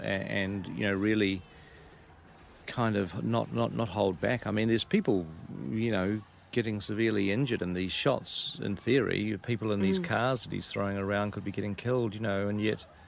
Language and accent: English; New Zealand